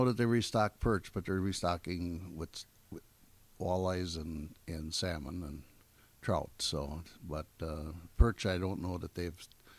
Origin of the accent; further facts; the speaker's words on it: Gills Rock, Wisconsin, United States; I grew up in Gill's Rock at the end of the peninsula